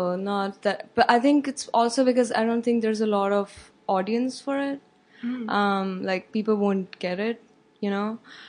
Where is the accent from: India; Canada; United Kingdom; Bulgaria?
India; moved away as an adult; now in Chicago, United States; I'm from India. Okay. Yeah. Cool. I was born and brought up there. I came here for my master's in chemical engineering.